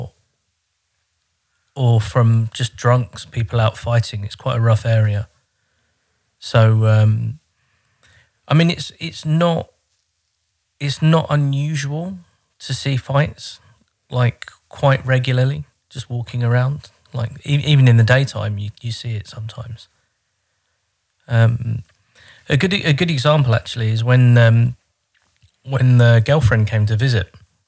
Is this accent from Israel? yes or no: no; Croydon, London, United Kingdom; moved away as an adult; now in Horten, Norway; I'm English from Croydon